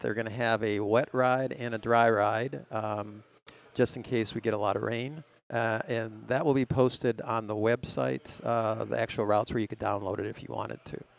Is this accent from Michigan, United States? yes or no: no; Lanesboro, Minnesota, United States; I grew up in Lanesboro, Minnesota